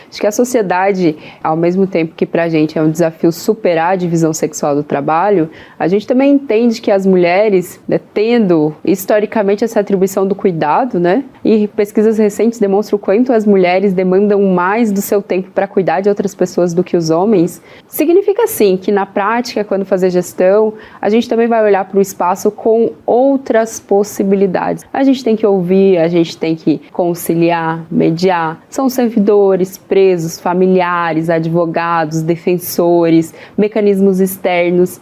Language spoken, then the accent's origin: Portuguese; interior of Paraná, Brazil; now in Brasília, Brazil; Nasci de família muito pobre, sou paranaense, nasci no interior do Paraná